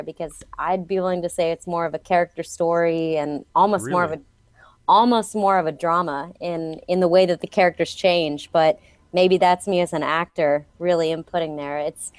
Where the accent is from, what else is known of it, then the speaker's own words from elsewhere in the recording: Atlanta, Georgia, United States; for whatever reason, I never picked up a Southern accent growing up in Atlanta.